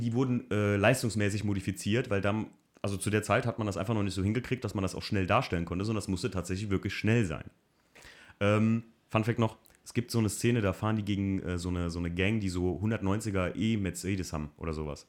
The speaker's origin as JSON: {"language": "German", "country": "Germany", "said": "ich als Deutscher"}